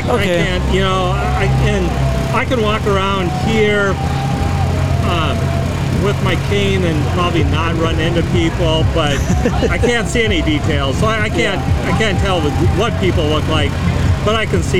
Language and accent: English; Minnesota, United States; kind of closer to my hometown back in, they're back in Minnesota.